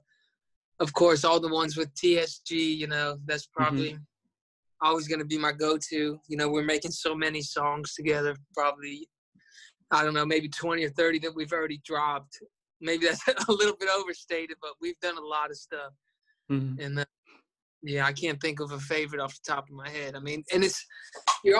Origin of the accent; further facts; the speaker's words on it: Florida, United States; I'm from Florida